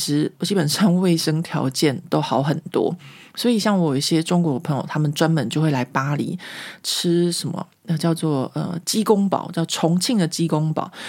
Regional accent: Taiwan; now in France; 我们台湾人

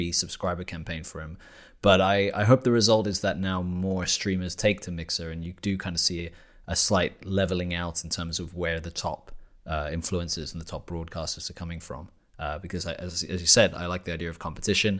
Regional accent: United Kingdom; now in Germany; a British national living in Germany

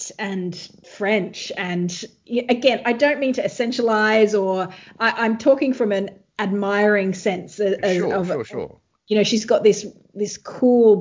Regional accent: Australia; me as an Australian

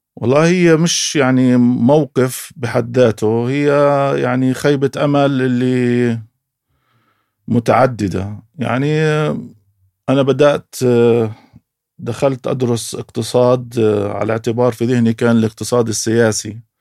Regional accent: Beit Hanina, Jerusalem, Palestine; بقدر اقول انا مقدسي آه، من تعود وصولي لقريه بيت حنينه نشات في هذه القريه

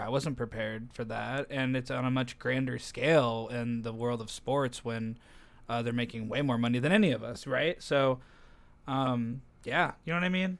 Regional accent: United States; I'm American

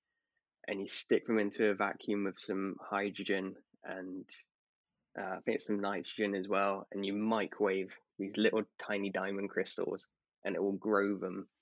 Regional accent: United Kingdom; being a British person

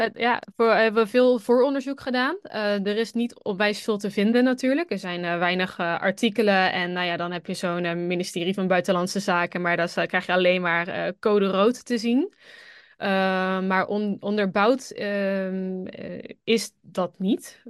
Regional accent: Netherlands; moved away as an adult; als Nederlander

